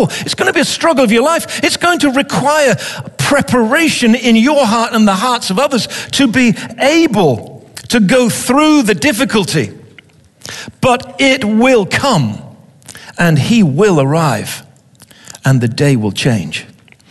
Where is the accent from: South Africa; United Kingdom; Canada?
United Kingdom; England; I'm an Englishman.